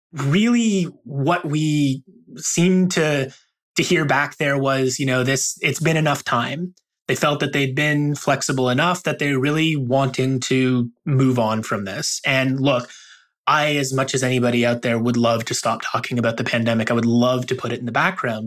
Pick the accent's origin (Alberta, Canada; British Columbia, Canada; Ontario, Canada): Ontario, Canada; Toronto; I'm from Toronto